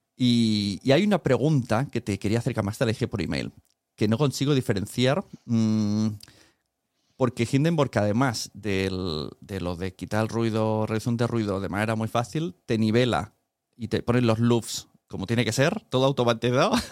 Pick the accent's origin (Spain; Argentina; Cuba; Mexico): Spain; como español